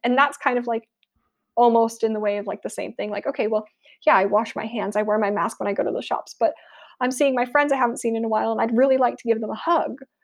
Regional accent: United States; moved away as an adult; now in United Kingdom; I am American, so my, a lot of my personal cultural references are gonna come from America, despite the fact that I've been living in the U K for a while now

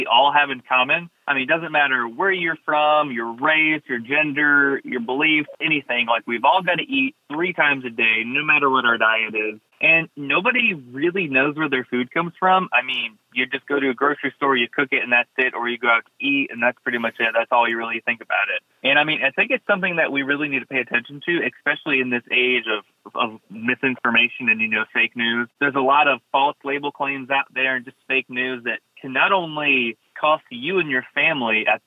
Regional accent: Blountstown, Florida, United States; also born or lived in Daytona Beach, Florida; I grew up in Bluntstown, Florida, little 3-stoplight town in Northwest Florida

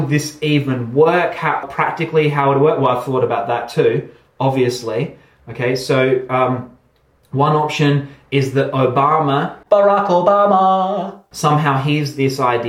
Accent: Australia; I'm Australian

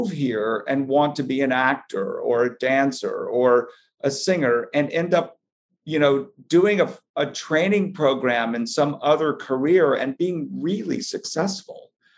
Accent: Dallas, Texas, United States; moved away as an adult; also born or lived in Richardson, Texas; now in New York City, United States; being born and raised in Dallas, and my parents were both from Arkansas

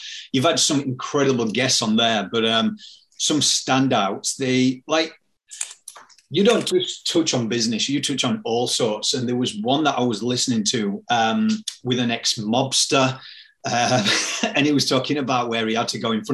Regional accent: Yorkshire and the Humber, United Kingdom; where I'm from Yorkshire

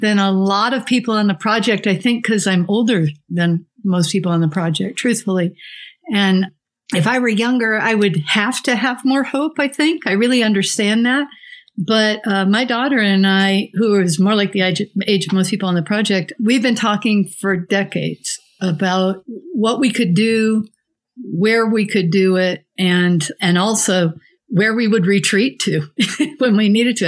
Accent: Santa Fe, New Mexico, United States; I'm from Santa Fe, New Mexico

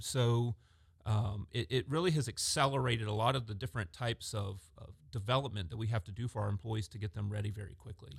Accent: Augusta, Georgia, United States; I grew up in Augusta, Georgia

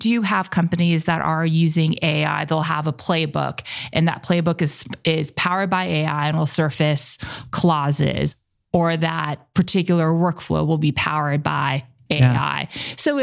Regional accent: Southern California, United States; now in Seattle, United States; I'm also from Southern California originally.

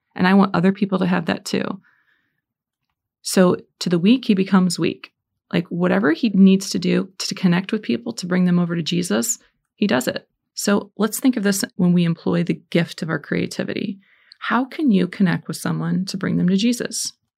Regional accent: Indiana, United States; I'm from Indiana

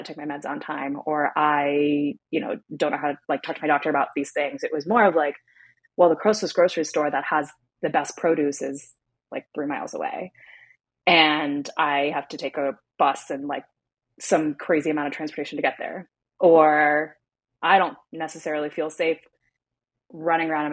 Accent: Pittsburgh, Pennsylvania, United States; when I came back to my hometown of Pittsburgh here in the States

